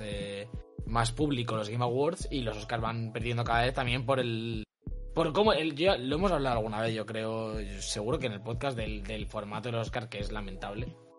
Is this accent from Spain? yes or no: yes; Spain; soy español